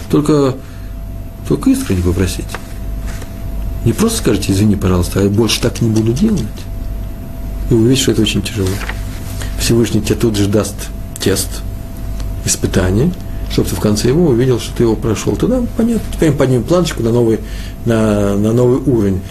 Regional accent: Moscow, Russia; Я из Москвы.

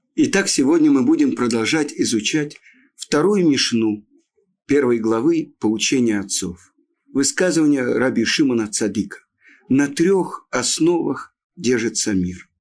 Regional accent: Odesa, Odesa Oblast, Ukraine; я родом из Одессы

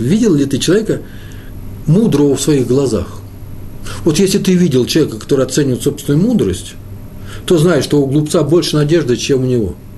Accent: Moscow, Russia; also born or lived in Jerusalem, Israel; я москвич

